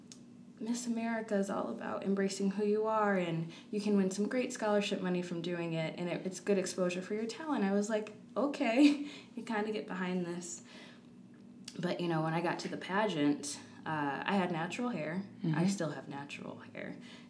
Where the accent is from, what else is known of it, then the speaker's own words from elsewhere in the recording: Rock Island, Illinois, United States; moved away as an adult; also born or lived in Iowa; I grew up in Rock Island